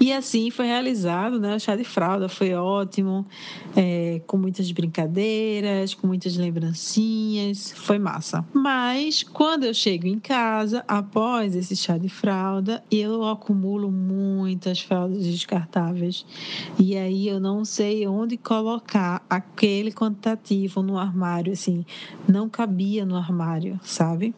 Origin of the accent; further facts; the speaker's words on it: Northeast Region, Brazil; eu sou do Nordeste